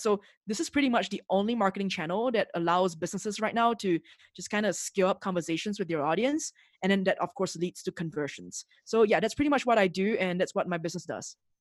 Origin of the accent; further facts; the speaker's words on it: Singapore; moved away as an adult; now in Mexico City, Mexico; I'm originally from Singapore, and I, and that's where I grew up